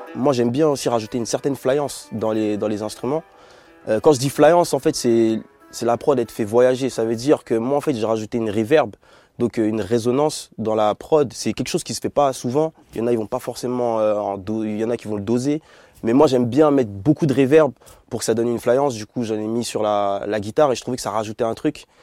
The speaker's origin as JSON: {"language": "French", "town": "Bordeaux", "region": "Nouvelle-Aquitaine", "country": "France", "said": "nous deux on est de, Bordeaux"}